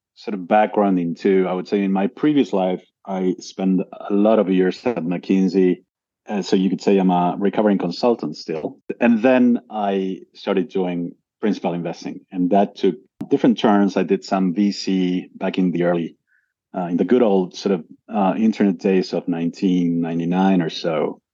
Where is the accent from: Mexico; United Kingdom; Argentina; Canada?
Argentina; moved away as an adult; also born or lived in United States / Brazil / Australia; I was born and raised in Argentina originally